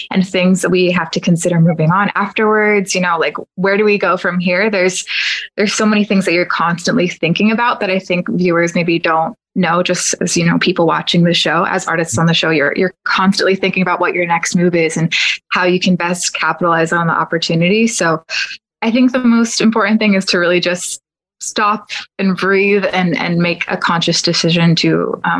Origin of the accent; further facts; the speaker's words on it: Orlando, Florida, United States; I'll just say I'm from Orlando